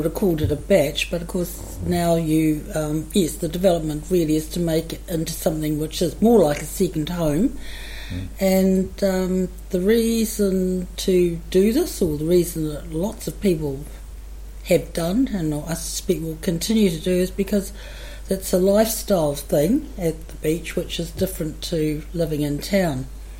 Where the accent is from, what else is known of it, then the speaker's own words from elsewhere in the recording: Wellington, New Zealand; when I was a child growing up in Wellington